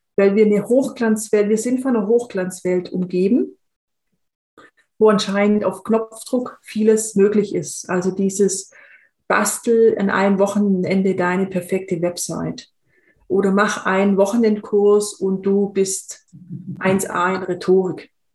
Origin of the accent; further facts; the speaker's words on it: Swabia, Germany; ich bin in, in einem im Schwäbischen aufgewachsen